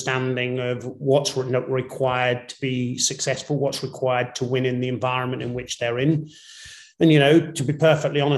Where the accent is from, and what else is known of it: Northern Ireland, United Kingdom; born or raised there; also born or lived in England